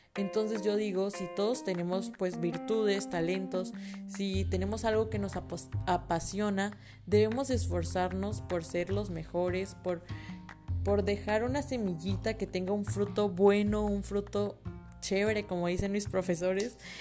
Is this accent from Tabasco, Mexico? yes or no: yes; Villahermosa, Tabasco, Mexico; moved away as an adult; also born or lived in Puebla; ahora que estoy en la universidad, que sí me fui de Villahermosa